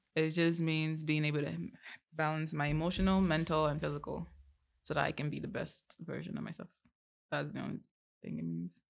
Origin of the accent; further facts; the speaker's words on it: Vancouver, British Columbia, Canada; also born or lived in Abia State, Nigeria; I'm not comfortable speaking them 'cause I've grown up here for most of my life